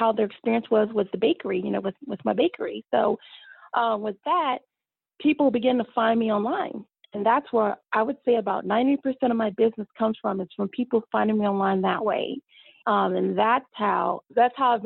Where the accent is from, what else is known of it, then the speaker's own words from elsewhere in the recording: Austin, Texas, United States; also born or lived in Dallas, Texas; being here in all my hometown of, you know, the Austin Metroplex